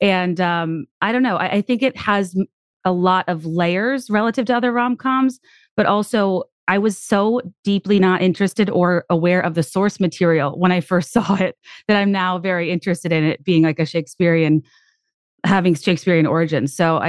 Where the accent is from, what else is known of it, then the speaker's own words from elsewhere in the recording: Virginia, United States; I was just on a fact-finding mission about the world growing up in Central Virginia with minimal access to like what the world was actually like.